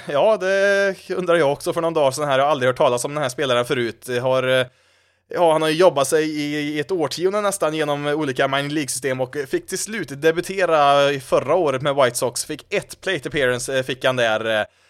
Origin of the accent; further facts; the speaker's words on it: Värmland, Sweden; accent: Värmland dialect; när jag försöker att gömma min värmländska dialekt så gott det går